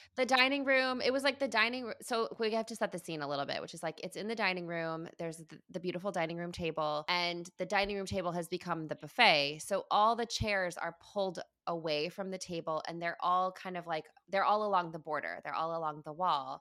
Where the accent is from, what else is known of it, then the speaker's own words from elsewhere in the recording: Midwest, United States; moved away; my hometown, you know, in the Midwest